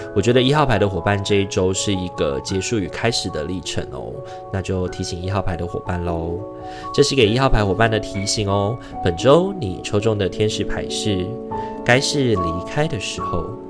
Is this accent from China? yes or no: no; Taiwan; 虽然已经身为台湾人三十二年了